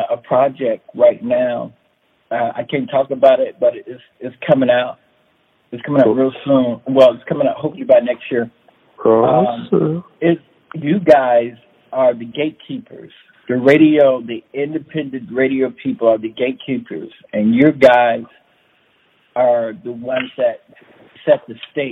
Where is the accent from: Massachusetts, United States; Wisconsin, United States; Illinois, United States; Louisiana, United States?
Illinois, United States; Chicago; also born or lived in Texas / Maywood, Illinois; now in Los Angeles, United States; born in Texas. But raised in Chicago, on the west side, you know, grew up on the west side of Chicago